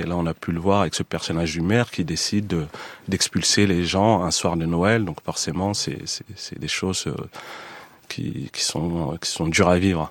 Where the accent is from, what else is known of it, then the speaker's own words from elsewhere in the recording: Montfermeil, Île-de-France, France; J'ai grandi à Montfermeil, dans la cité des Bosquets